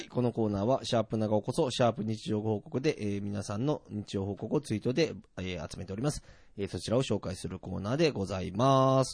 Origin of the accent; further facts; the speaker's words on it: Nagoya, Aichi, Japan; born or raised there; also born or lived in Tokyo / Okinawa